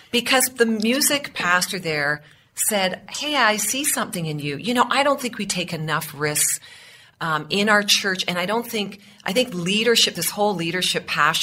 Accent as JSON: {"language": "English", "town": "Oshawa", "region": "Ontario", "country": "Canada", "tie": "born or raised there", "said": "I was born in the Schwa, which people, you know, if you're in the Toronto area, you might get that term, but this great city east of Toronto, Oshawa"}